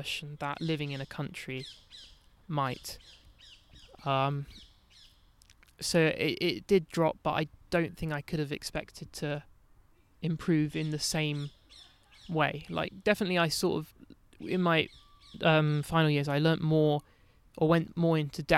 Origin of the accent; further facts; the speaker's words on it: London, United Kingdom; Not that I'd really like feel English, but like growing up in London